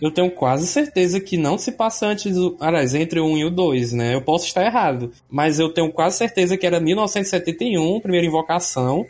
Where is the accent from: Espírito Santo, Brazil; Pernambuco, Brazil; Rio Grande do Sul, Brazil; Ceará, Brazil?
Ceará, Brazil; Fortaleza; eu sou aqui de Fortaleza